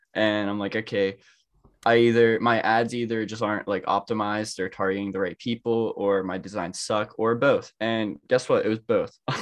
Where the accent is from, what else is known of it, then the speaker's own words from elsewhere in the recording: Pittsburgh, Pennsylvania, United States; I'm from Pittsburgh, Pennsylvania